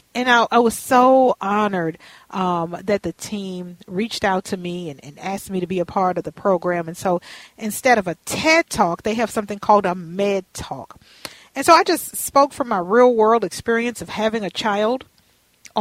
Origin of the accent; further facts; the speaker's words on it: Minnesota, United States; I am from Minnesota